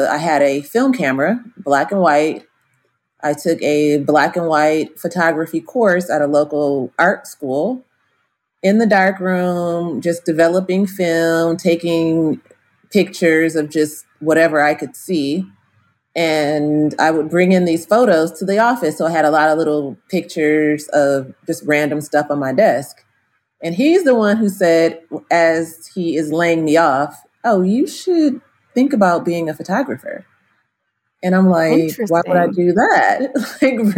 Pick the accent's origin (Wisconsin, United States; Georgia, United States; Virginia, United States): Wisconsin, United States; also born or lived in California; now in Atlanta, United States; I'm originally from Wisconsin